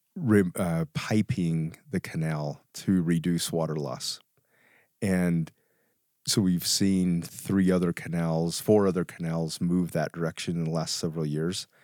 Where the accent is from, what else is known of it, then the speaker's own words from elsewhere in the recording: Vernal, Utah, United States; I grew up in Vernal